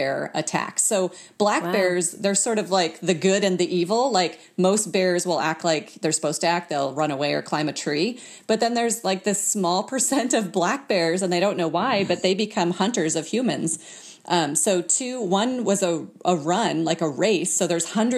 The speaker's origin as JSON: {"language": "English", "town": "Fairbanks", "region": "Alaska", "country": "United States", "lives_now": "Anchorage, United States", "said": "I'm from Alaska, but I'm from Fairbanks, which is kind of in the middle of the state"}